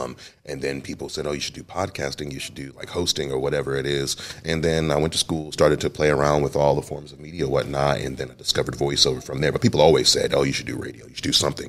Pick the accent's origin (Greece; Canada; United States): United States; Cleveland, Ohio; No, well, I grew up on Huff. It was 81st and Huff before I moved to 79th and Huff. And it was a rough area.